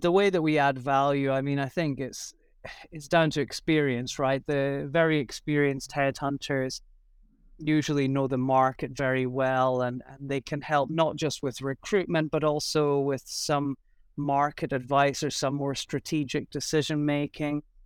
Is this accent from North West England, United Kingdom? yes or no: no; Scotland, United Kingdom; moved away as an adult; also born or lived in Shanghai; now in Taiwan; I'm originally from Scotland, although I've been in Asia for about fourteen